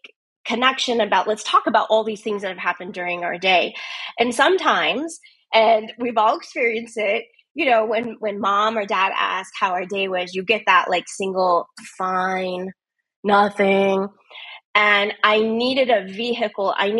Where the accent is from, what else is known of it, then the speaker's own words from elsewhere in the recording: United States; I'm from the United States